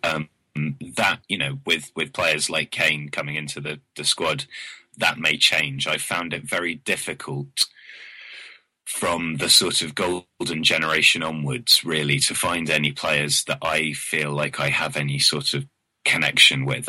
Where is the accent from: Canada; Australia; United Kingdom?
United Kingdom; the south coast of England; being from the timid south coast